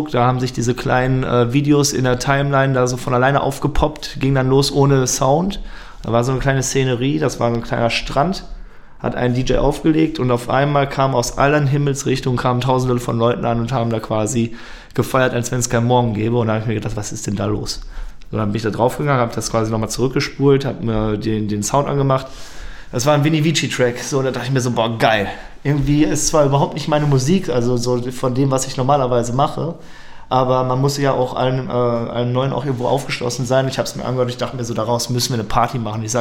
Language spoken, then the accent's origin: German; Lippstadt, North Rhine-Westphalia, Germany; Ich komme aus Lippstadt, das sind ungefähr anderthalb Stunden zu, äh, mit dem Auto hier entfernt ja